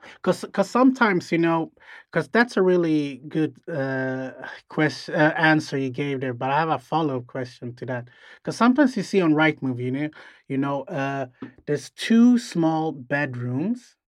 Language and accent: English; Sweden; we're from Sweden.